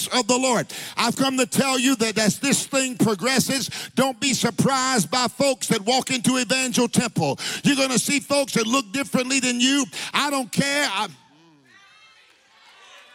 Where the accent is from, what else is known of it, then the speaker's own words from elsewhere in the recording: United States; I'm an American.